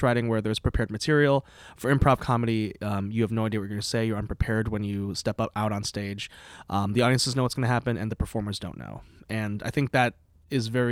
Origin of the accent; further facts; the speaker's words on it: Palatine, Illinois, United States; now in Burlington, Vermont, United States; I'm from Illinois originally, Palatine, Illinois